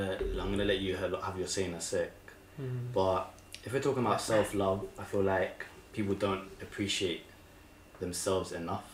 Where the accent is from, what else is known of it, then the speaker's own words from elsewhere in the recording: England, United Kingdom; Being English